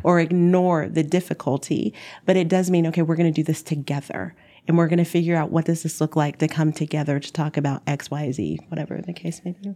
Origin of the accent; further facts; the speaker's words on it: Dallas, Texas, United States; moved away as an adult; now in Minneapolis, United States; I'm from Dallas